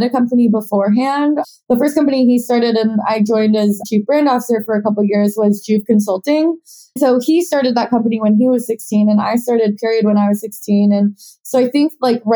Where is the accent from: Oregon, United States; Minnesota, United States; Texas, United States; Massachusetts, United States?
Oregon, United States; Portland; now in New York City, United States; I actually grew up in Portland, Oregon